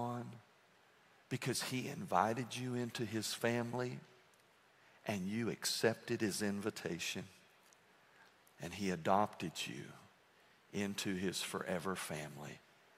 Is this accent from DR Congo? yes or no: no; United States; I'm an American